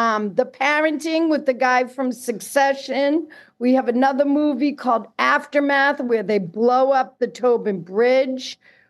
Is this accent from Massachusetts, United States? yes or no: yes; Boston, Massachusetts, United States; accent: Boston